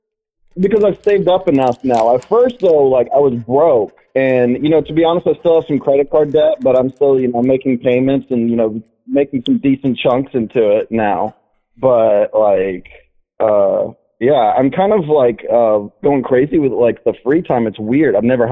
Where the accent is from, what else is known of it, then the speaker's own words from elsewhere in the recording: rural Georgia, United States; moved away as an adult; also born or lived in Atlanta, Georgia; now in San Francisco, United States; I'm from rural Georgia, lived in Atlanta, and then, you know, I moved from Atlanta to San Francisco